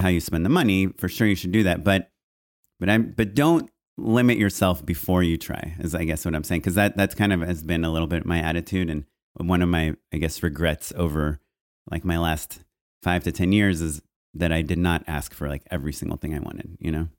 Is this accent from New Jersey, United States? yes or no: no; Orange County, California, United States; I grew up in Orange County